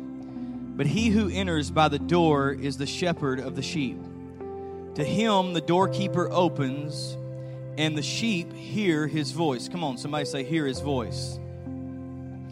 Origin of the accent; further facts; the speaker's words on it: Graham, Texas, United States; I grew up in Graham, Texas